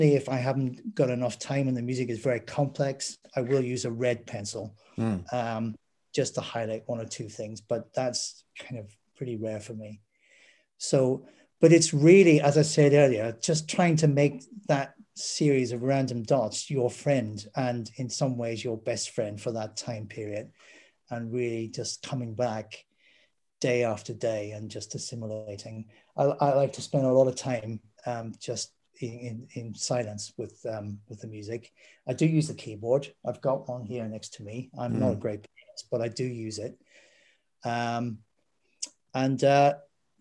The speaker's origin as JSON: {"language": "English", "town": "Derry", "region": "Northern Ireland", "country": "United Kingdom", "tie": "born or raised there", "said": "growing up in Derry / Londonderry"}